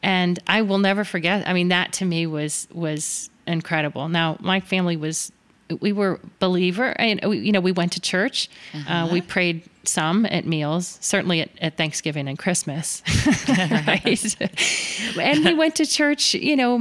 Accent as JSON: {"language": "English", "town": "Miami", "region": "Florida", "country": "United States", "tie": "born or raised there", "said": "Miami, which was home. I grew up in South Florida"}